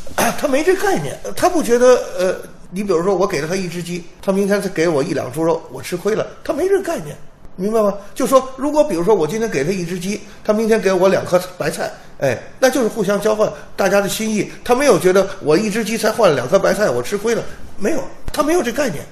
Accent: China; 我们中国有自己的传统文化

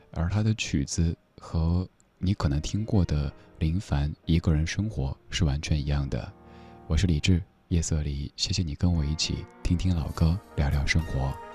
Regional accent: Sichuan, China; accent: Sichuanese; 我家乡话，四川话

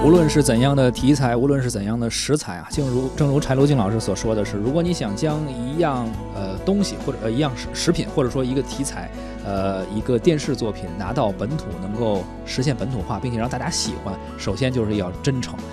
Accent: Beijing, China; 在我们北京

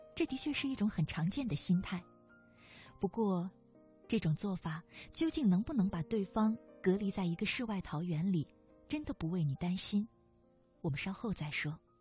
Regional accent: China; 我们中国人

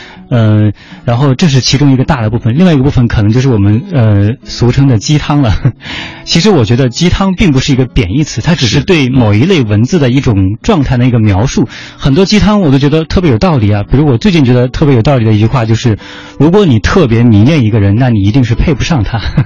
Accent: Hengyang, Hunan, China; 因为我家乡一开始是在湖南衡阳乡下一个小村里面嘛，然后因为我爸爸是那个镇中心小学的一名厨师，一名大师傅嘛，所以后来到初中的时候，我们家就搬到了镇上。

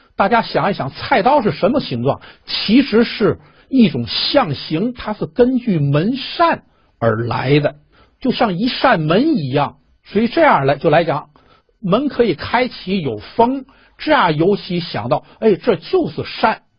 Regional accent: China; 我们中国呢，也把丝绸看得是非常高贵的一种材料

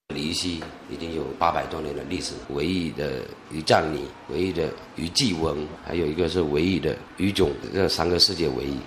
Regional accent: Zhouning, Fujian, China; 我们周宁

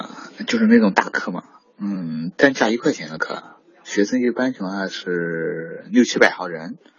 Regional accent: Hunan, China; accent: Hunan; 我家是湖南的，嗯，普通话有些方言，很多平时翘舌不是很区分。

